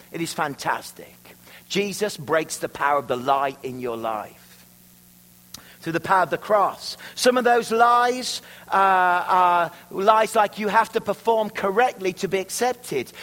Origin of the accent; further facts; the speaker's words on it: Worcestershire, West Midlands, United Kingdom; moved away as an adult; now in Canada; I'm from Worcestershire, where the sauce comes from